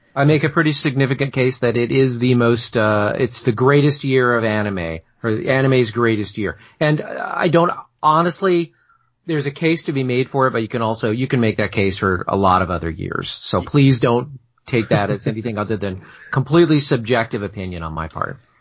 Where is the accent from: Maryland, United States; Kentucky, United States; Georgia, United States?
Georgia, United States; Atlanta; now in Toronto, Canada; I live in Toronto now. I'm from Atlanta.